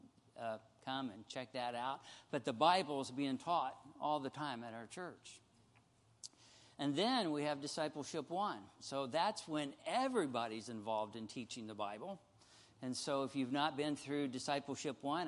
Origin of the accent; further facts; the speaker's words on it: Missouri, United States; we're from Missouri here